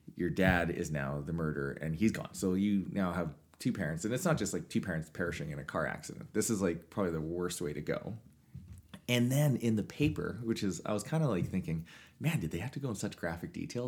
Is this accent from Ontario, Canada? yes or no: no; Swift Current, Saskatchewan, Canada; in Swift Current, my hometown.